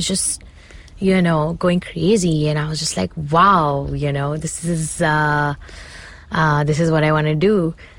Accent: Punjab, India; So I'm very connected to my roots and I'm obsessed with being like Indian and Punjabi and I love, you know, where I come from.

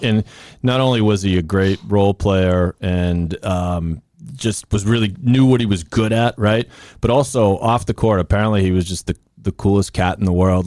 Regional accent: Sharon, Massachusetts, United States; I grew up in Sharon, right in the shadow of the stadium

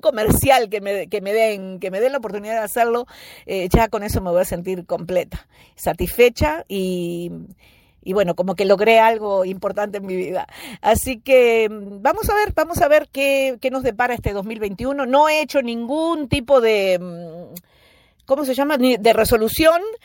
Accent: Uruguay; moved away; also born or lived in United States; estoy en Uruguay, porque este es el país donde nací

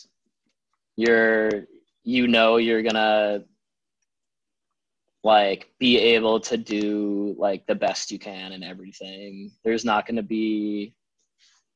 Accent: Holden, Massachusetts, United States; also born or lived in New Jersey; to hail from Holden, Massachusetts.

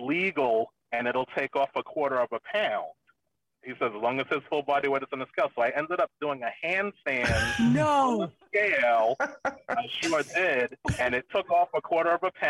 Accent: New York City, New York, United States; moved away; I grew up in the Bronx, probably not the worst part of the Bronx, but not a great part of the Bronx either

